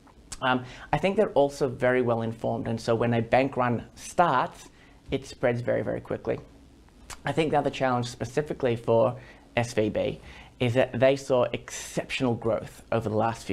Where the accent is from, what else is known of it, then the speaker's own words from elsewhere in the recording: Australia; as an Australian